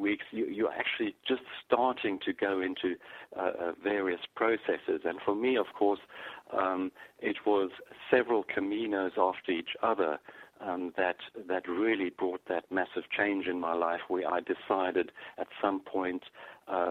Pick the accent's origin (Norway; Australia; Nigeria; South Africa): South Africa; I grew up in South Africa